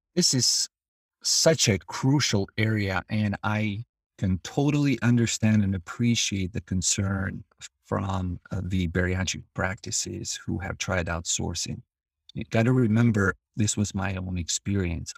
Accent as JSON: {"language": "English", "country": "Albania", "moved": "as an adult", "lives_now": "United States", "said": "I'm originally from Albania. I came to the United States as a student in nineteen ninety-nine"}